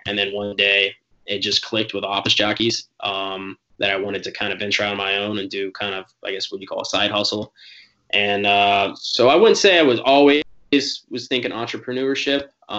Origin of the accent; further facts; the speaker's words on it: Jacksonville, North Carolina, United States; also born or lived in Virginia; I'm from Jacksonville, North Carolina. I grew up a Marine kid. And so I was born near the military base there, but grew up bouncing between there and Virginia.